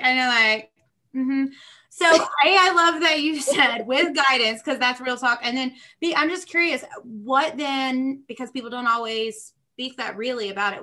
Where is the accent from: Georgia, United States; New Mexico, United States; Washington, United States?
Georgia, United States; also born or lived in Nashville, Tennessee; I'm from Georgia